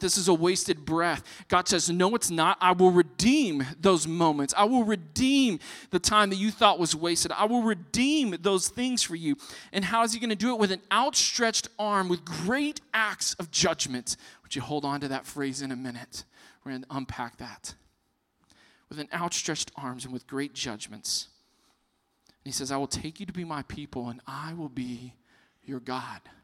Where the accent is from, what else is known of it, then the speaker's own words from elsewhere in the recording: Texas, United States; I'm from Texas